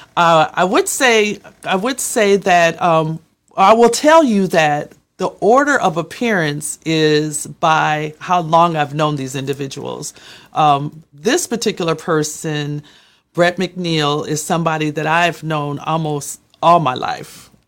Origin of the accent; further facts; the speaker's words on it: Minneapolis, Minnesota, United States; we're both from Minneapolis